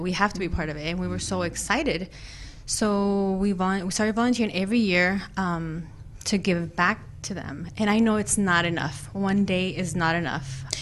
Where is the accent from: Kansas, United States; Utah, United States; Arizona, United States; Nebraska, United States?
Arizona, United States; Phoenix; also born or lived in Durango, Mexico; raised here in Phoenix.